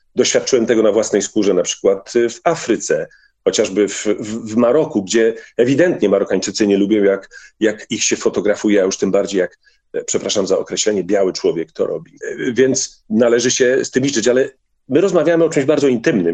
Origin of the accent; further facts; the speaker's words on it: Bielsko-Biała, Silesian Voivodeship, Poland; z mojej wsi Komorowice do miasta Bielska Białej